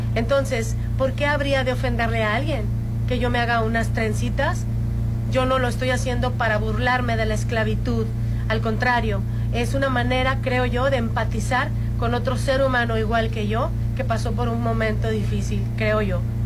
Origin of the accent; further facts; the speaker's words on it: Mexico; como mexicana